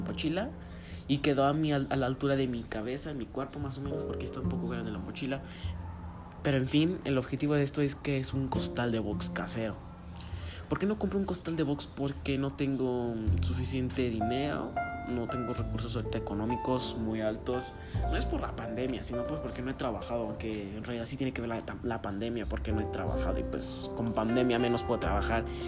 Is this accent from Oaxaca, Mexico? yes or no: no; Guanajuato, Mexico; soy mexicano de Guanajuato.